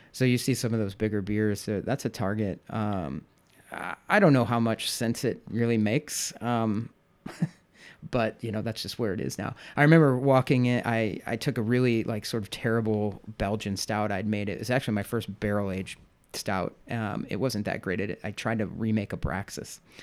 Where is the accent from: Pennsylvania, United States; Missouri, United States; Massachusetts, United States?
Missouri, United States; St. Louis; moved away as an adult; also born or lived in New York City; now in Chicago, United States; I'm from Saint Louis originally